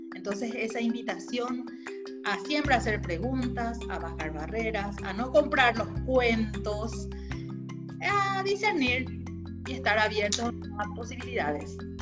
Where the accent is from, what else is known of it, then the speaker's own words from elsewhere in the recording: Paraguay; de Paraguay